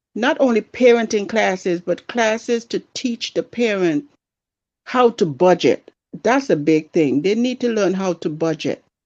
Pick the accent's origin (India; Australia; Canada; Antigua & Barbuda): Antigua & Barbuda; also born or lived in San Francisco; now in Buffalo, United States; me growing up in my country, Antigua. Don't know if you've ever heard of that, but that's in the West Indies. I was mostly raised by my grandparents